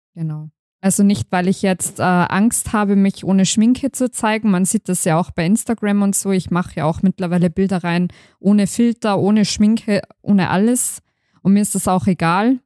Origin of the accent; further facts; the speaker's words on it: Tyrol, Austria; bei uns in Tirol